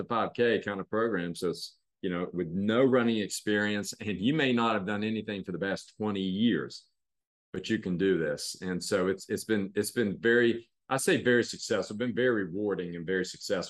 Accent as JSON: {"language": "English", "town": "Cross Lanes", "region": "West Virginia", "country": "United States", "tie": "born or raised there", "also_born_or_lived": "Kentucky / New York", "moved": "as an adult", "said": "I grew up in here in West Virginia, grew up in Cross Lanes."}